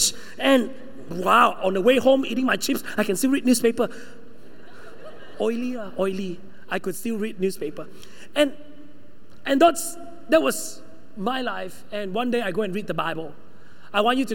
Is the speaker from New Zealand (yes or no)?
no; Sabah, Malaysia; moved away; also born or lived in United Kingdom; I'm the one from Sabah